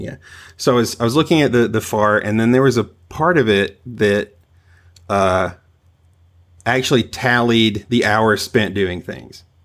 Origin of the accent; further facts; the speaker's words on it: the South, United States; also born or lived in Long Island; now in Tennessee, United States; I'm originally from the South